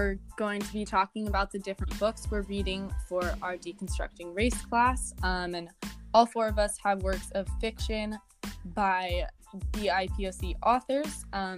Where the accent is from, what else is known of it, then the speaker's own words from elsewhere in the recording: Orinda, California, United States; I have lived in Arinda, California my entire life.